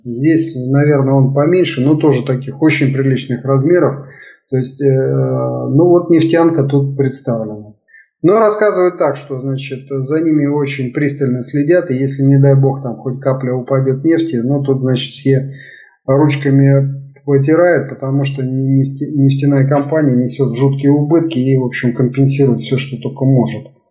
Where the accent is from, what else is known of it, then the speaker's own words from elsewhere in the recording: Russia; now in Canada; я как вот россиянин